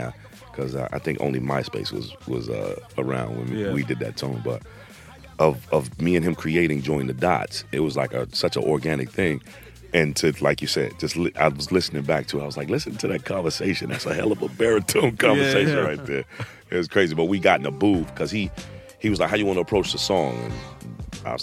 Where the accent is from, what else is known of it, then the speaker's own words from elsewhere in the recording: Chicago, Illinois, United States; now in Los Angeles, United States; I'm from Chicago. Been in LA for a long time. I went to high school there